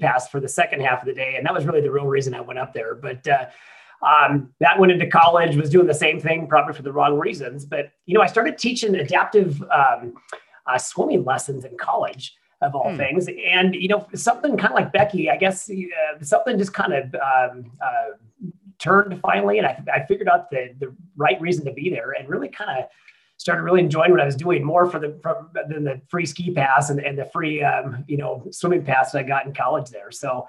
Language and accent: English; near Whitefish, Northwest Montana, United States; now in Boise, United States; I grew up in Northwest Montana, right? A little town outside of Whitefish.